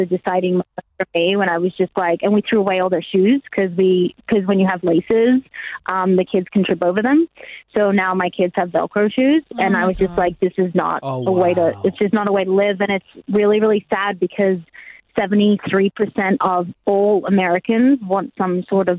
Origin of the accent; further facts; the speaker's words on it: Australia; now in Nashville, United States; I'm Australian